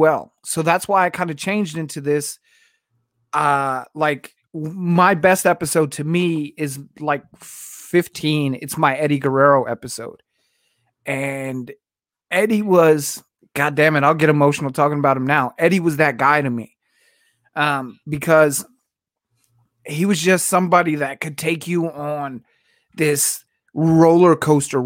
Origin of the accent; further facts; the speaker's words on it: Virginia, United States; I grew up in Virginia